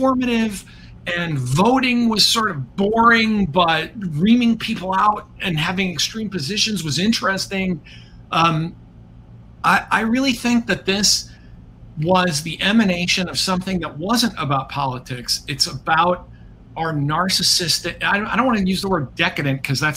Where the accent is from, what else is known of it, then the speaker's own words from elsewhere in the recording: United States; as an American